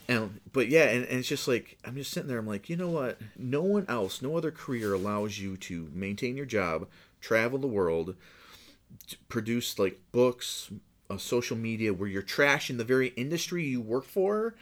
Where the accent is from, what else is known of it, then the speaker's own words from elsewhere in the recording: Buffalo, New York, United States; moved away as an adult; now in Cincinnati, United States; I'm from Buffalo, New York.